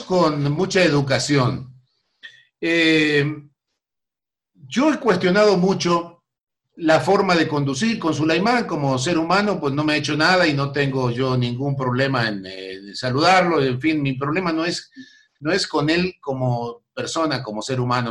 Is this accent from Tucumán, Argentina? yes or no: no; San Justo, Santa Fe, Argentina; moved away; also born or lived in Buenos Aires; yo nací en Buenos Aires, pero casi por accidente. Éramos de Santa Fe. Y de un pueblo de Santa Fe llamado San Justo